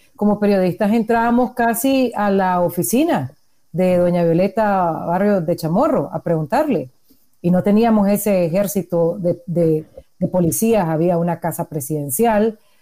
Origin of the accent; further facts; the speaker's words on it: Nicaragua; soy periodista independiente nicaragüense